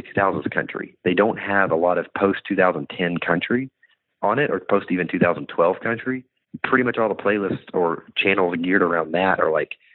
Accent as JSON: {"language": "English", "town": "Bentonville", "region": "Arkansas", "country": "United States", "moved": "as an adult", "lives_now": "Nashville, United States"}